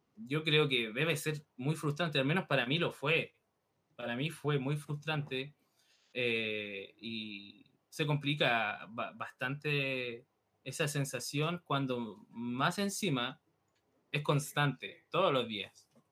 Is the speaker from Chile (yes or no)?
yes; Santiago, Santiago Metropolitan Region, Chile; moved away; yo soy de Santiago, yo nací en Santiago, que es la capital de Chile